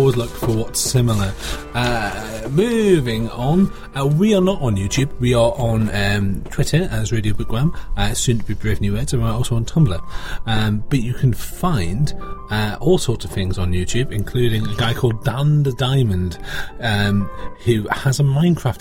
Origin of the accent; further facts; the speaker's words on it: United Kingdom; as a British person who doesn't get to vote in American elections because I'm a British person